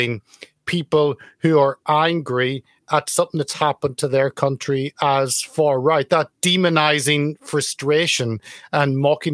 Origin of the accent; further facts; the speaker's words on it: Ireland; growing up in Ireland in the 80s, end of the 70s, all the 80s